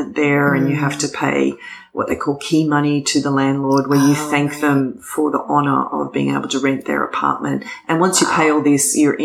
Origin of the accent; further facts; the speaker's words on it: Australia; moved away as an adult; also born or lived in Japan; now in New York City, United States; being Australian